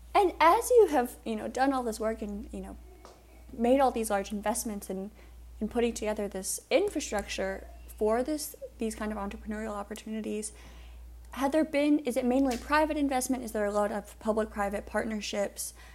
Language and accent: English; Suffolk, Virginia, United States; I am from Suffolk, which is the peanut capital of the world